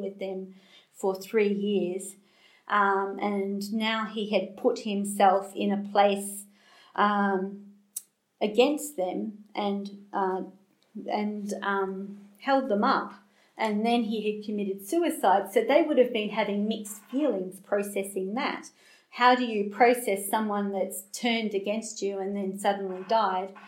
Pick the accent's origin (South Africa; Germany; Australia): Australia; accent: Australian; I'm Australian, if you haven't picked that up from my accent